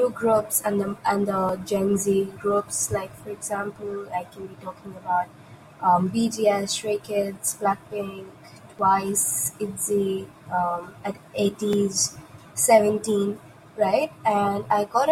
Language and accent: English; India; I am from India. I live in India